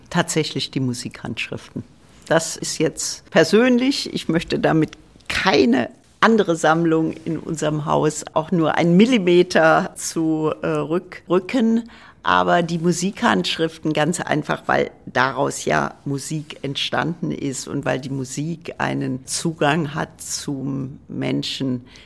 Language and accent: German; Trier, Rhineland-Palatinate, Germany; Ich komme aus Trier. Ich war so, glaube ich, 14, äh, 15.